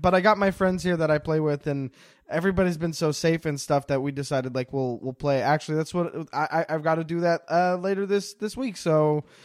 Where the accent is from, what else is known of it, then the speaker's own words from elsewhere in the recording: Montreal, Quebec, Canada; moved away as an adult; now in Toronto, Canada; I'm from Montreal, in Quebec